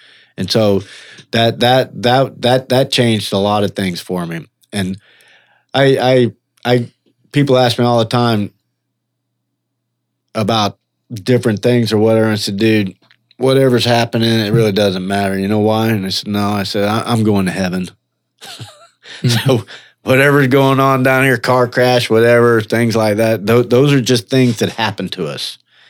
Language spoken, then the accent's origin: English; Orlando, Florida, United States; I do my testimony in prison sometimes and I say, yeah, I'm a drunk from Orlando.